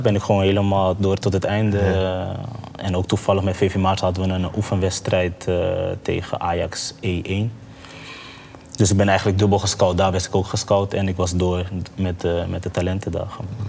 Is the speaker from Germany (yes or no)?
no; Curaçao; also born or lived in Maarssen, Utrecht, Netherlands; now in Netherlands; Ik ben geboren op Curaçao